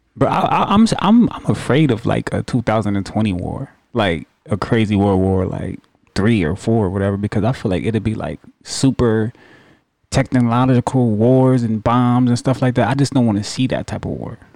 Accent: New York, United States; I remember growing up in New York

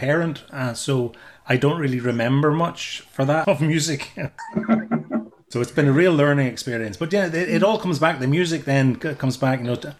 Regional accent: Ireland; moved away as an adult; now in Scotland; being from Ireland, I wanted to keep in touch with Irish music

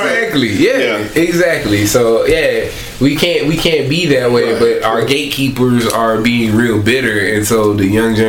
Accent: Philadelphia, Pennsylvania, United States; accent: northern accent; also born or lived in the South; I mean, I'm from Philadelphia, you know what I'm saying? And so, like, I have a northern accent in some instance, but then in some instance I use southern words, you know what I mean? So I was raised down here

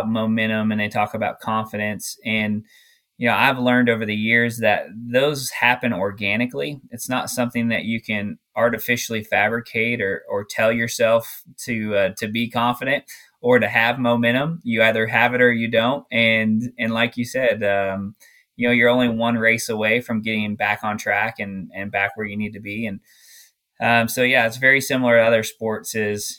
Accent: Glendale, Arizona, United States; growing up in Glendale, Arizona

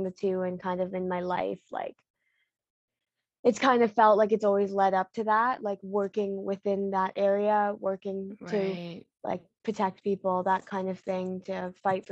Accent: Ontario, Canada; also born or lived in Bengbu, Anhui, China; I was adopted when I was 11 months old, and my parents, like, we've always lived in Ontario

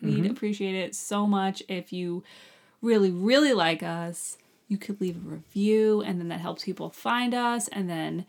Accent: New York, United States; But also, we're from New York

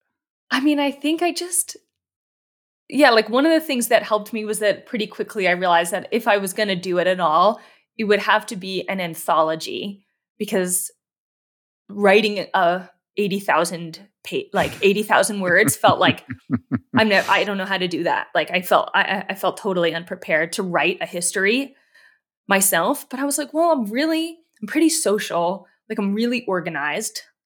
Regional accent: East Coast, United States; moved away; also born or lived in Yosemite Valley; I'm from the East Coast

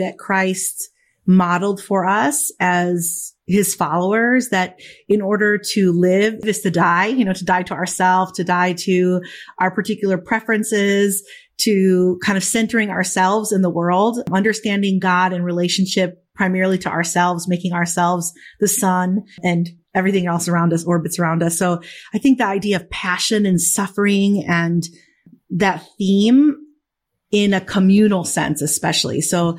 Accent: Chicago, Illinois, United States; They came to the States and met here. And so I was born in Chicago. Yeah. And so, but from an early age, you know, we were primarily in a Spanish speaking community and went to a Spanish speaking parish.

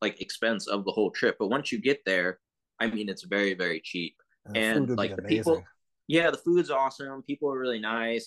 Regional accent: Texas, United States; also born or lived in England / Pakistan; I grew up in Texas my whole

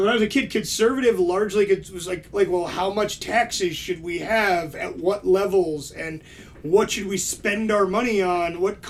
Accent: East Coast, United States; when we grew up on the East Coast, where diversity really was like there's people from everywhere.

